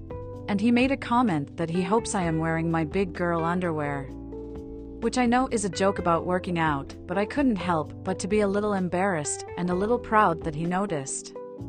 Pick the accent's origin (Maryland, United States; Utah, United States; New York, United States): New York, United States; New York City; I am 26, and I am born and raised in New York City.